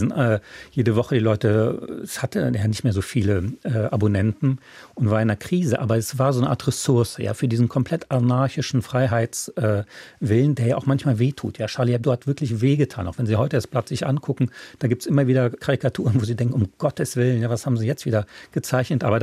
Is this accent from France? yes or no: yes; France; German is a second language; und äh, als Franzose, aber ist, in Frankreich ist ja die Verfassung nicht so wichtig, da dachte ich, Moment mal, das verstößt komplett gegen die Höflichkeitsgebote.